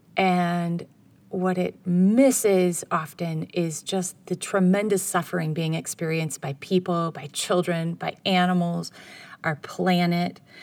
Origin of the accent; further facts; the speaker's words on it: United States; I'm from America